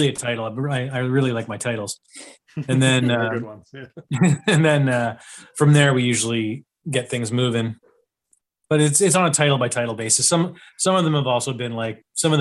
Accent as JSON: {"language": "English", "town": "Ottawa", "region": "Ontario", "country": "Canada", "said": "I am from Ottawa, Canada"}